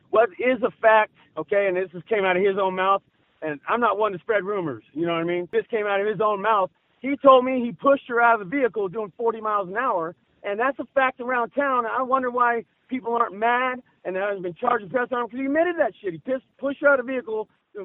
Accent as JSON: {"language": "English", "town": "Keswick", "region": "California", "country": "United States", "tie": "born or raised there", "said": "I'm from Keswick, ma'am. I'm from Bernie and Keswick, yeah."}